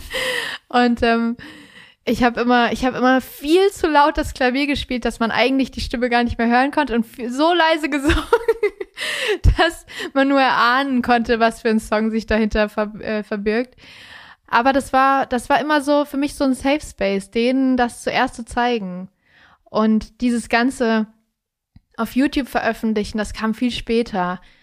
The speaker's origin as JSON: {"language": "German", "town": "Kassel", "region": "Hesse", "country": "Germany", "tie": "born or raised there"}